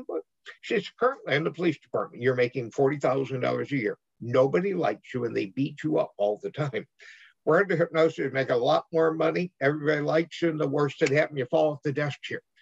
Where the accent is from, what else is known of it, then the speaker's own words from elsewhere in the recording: Missouri, United States; moved away as an adult; also born or lived in California; I'm from Missouri originally